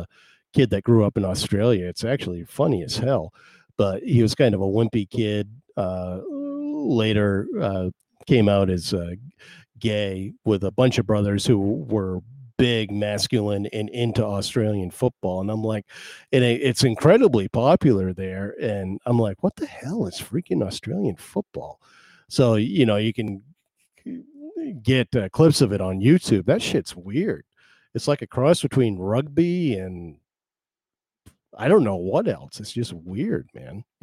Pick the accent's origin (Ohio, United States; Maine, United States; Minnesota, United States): Maine, United States; Belfast; also born or lived in Waldo, Maine; I'm from Maine. Belfast, Maine. I live in, and I grew up in this area. I did move away for a while, then I moved back.